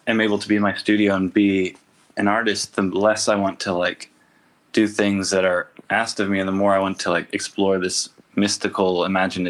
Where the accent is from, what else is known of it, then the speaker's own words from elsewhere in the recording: Tennessee, United States; being an artist from Tennessee